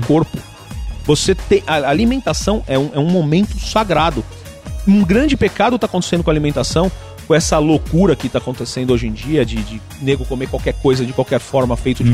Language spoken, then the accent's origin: Portuguese; São Paulo, Brazil; Eu cresci metade na Casa Verde, metade no Bexiga, quem é de São Paulo conhece